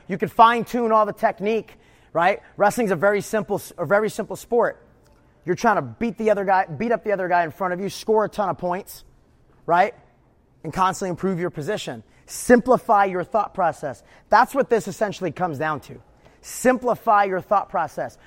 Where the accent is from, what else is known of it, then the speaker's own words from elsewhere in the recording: New York, United States; moved away as an adult; also born or lived in Houston / East Coast; I grew up wrestling in New York